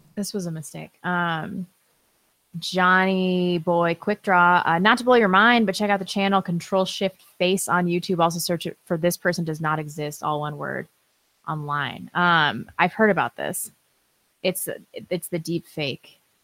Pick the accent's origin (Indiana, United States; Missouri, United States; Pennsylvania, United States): Missouri, United States; St. Louis; I'm from Saint Louis